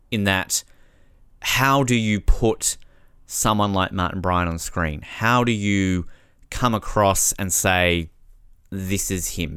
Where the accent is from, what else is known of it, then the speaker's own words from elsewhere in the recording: Tasmania, Australia; my home state of Tasmania